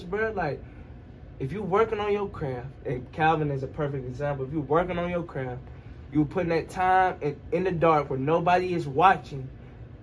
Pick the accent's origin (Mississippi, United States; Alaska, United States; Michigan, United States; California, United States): Mississippi, United States; I'm from Mississippi